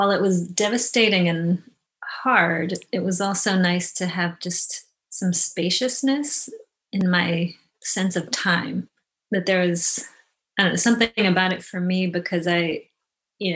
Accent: Medina, Ohio, United States; also born or lived in South Korea / Florida; I grew up in a suburb of Cleveland called Medina

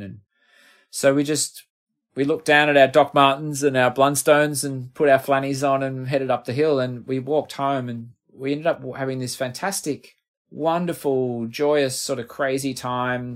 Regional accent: Finley, New South Wales, Australia; moved away; also born or lived in Melbourne; we're from Findlay

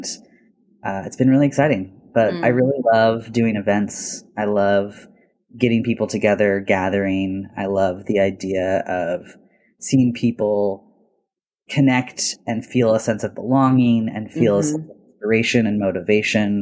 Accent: Portland, Oregon, United States; I was born and raised here in the Portland area

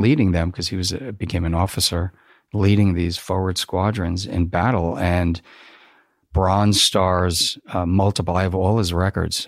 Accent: New Jersey, United States; I grew up in New Jersey.

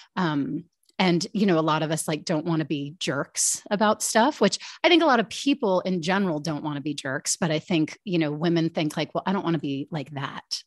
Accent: United States; born and raised outside Washington, D C, and that's where I've lived most of my life.

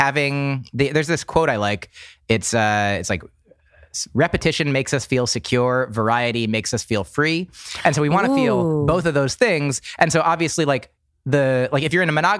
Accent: New Jersey, United States; moved away; also born or lived in Boston; I grew up in New Jersey

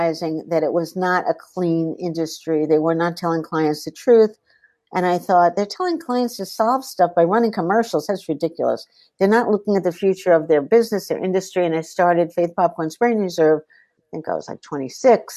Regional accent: New York, United States; also born or lived in Shanghai, China; I grew up in the East Village

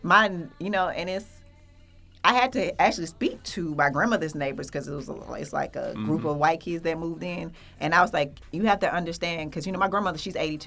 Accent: Atlanta, Georgia, United States; I grew up in Adamsville in West End, so I went to Usher for middle school

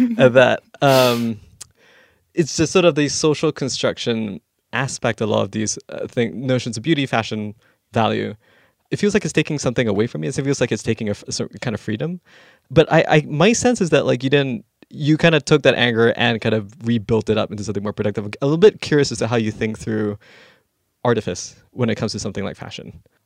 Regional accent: Malaysia; moved away; growing up in Malaysia

